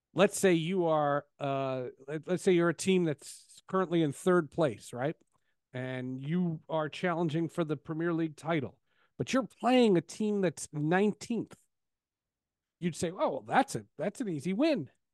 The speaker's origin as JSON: {"language": "English", "region": "Northeast", "country": "United States", "tie": "born or raised there", "said": "I grew up in the Northeast"}